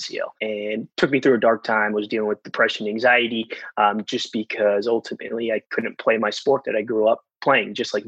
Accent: New Jersey, United States; Rutgers, my home state

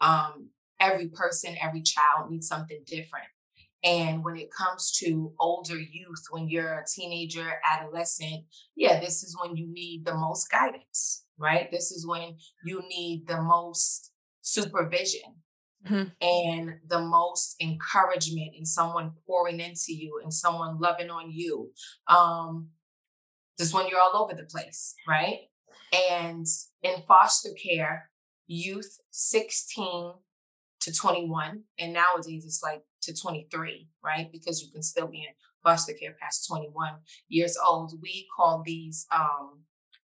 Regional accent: New York City, New York, United States; I am a New Yorker. I am from the Bronx

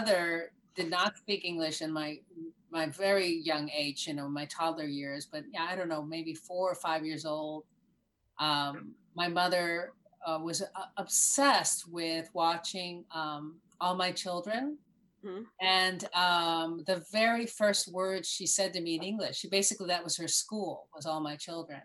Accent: Miami Beach, Florida, United States; accent: Cuban American; I was born in Miami Beach

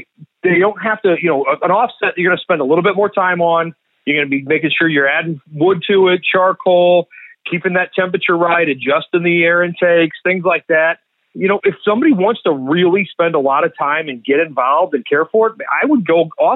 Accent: St. Louis, Missouri, United States; also born or lived in Kansas City; I'm from St. Louis, though, born and raised, and diehard Cardinals

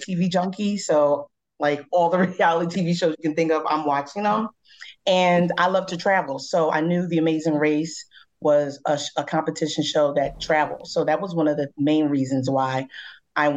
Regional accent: Philadelphia, Pennsylvania, United States; I am also from Philadelphia, Pennsylvania.

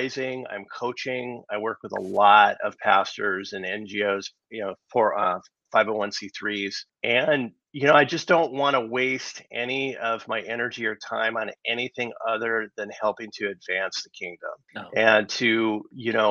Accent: Los Angeles, California, United States; I'm born and raised in Southern California

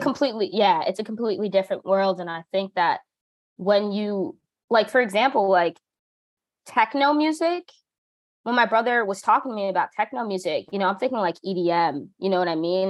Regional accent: New Jersey, United States; I grew up as a kid um, I grew up in New Jersey

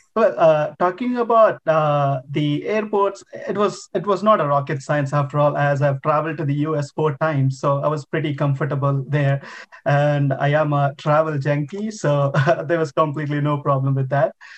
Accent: India; moved away as an adult; now in Quebec, Canada; I've done my bachelor's degree in my home country, India

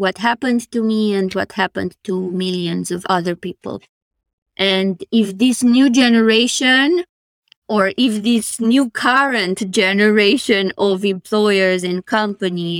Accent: Romania; moved away; whenever I'm asked where am I from, I say Romania

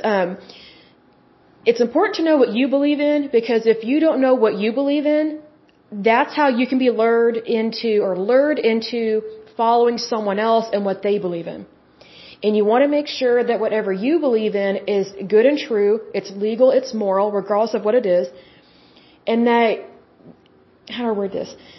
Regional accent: Midwest, United States; I'm American

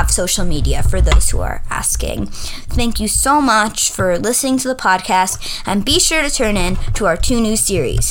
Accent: New York, United States; I am from New York

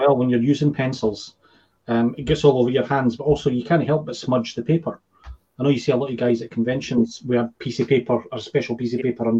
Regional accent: Edinburgh, Scotland, United Kingdom; I grew up Waterstones in Edinburgh. When I was a young laddie, 18

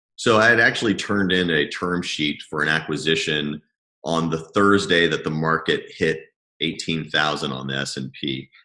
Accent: Lebanon; moved away; also born or lived in Madrid; I moved back from Madrid to Lebanon, which I hadn't lived in for you know 10 years maybe and um, it was a good place to just have comfortable roots because it's it is home at the end of the day

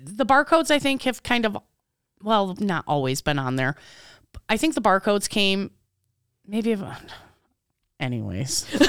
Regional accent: Michigan, United States; I was born in Michigan.

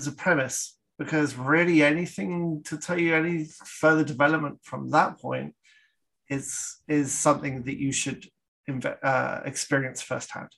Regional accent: Canada; I'm Canadian

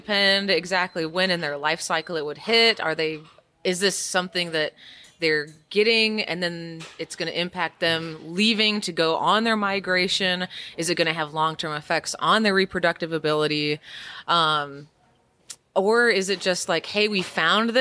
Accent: Indiana, United States; now in Kansas, United States; I come originally from Indiana, although I live in Kansas now

